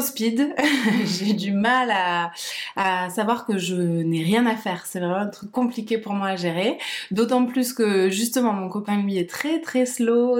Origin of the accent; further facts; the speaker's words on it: Perpignan, Occitania, France; also born or lived in Barcelona; now in Toulouse, France; je suis de Perpignan.